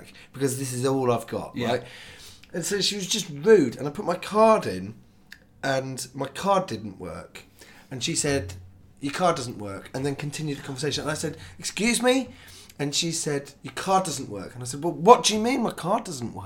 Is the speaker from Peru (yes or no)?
no; United Kingdom; It's being British